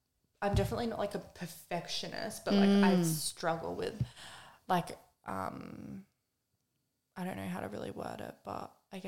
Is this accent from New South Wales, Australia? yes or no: no; Melbourne, Victoria, Australia; I was born in Melbourne.